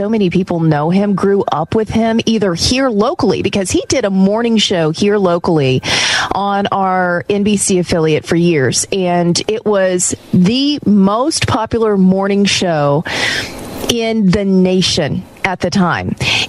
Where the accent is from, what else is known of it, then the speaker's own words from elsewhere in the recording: Indiana, United States; moved away; also born or lived in Evansville, Indiana; I'm from Evansville. I'm from Indiana originally. I work in Evansville.